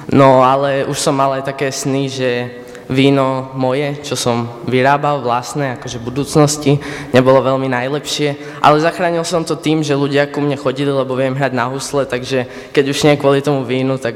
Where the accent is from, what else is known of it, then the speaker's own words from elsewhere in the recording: Záhorie, near Skalica, Kúty?, Trnava Region, Slovakia; accent: Záhorie dialect; pochádzam ze Záhora, od Skalice, som konkrétne z Ekbelu